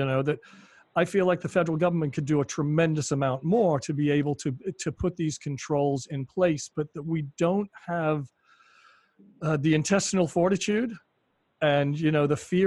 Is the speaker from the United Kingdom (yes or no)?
yes; United Kingdom; moved away; I grew up in Britain